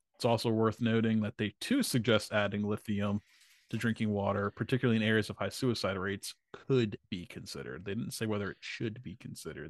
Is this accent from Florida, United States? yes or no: no; Vineland, New Jersey, United States; where I grew up in Vineland, New Jersey